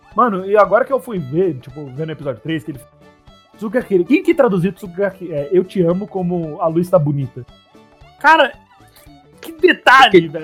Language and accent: Portuguese; São Paulo, Brazil; accent: São Paulo; eu chegar agora na Bahia falando o sotaque de São Paulo